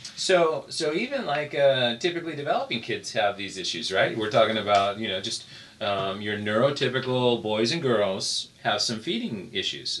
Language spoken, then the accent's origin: English; United States; I was accustomed to growing up in the United States.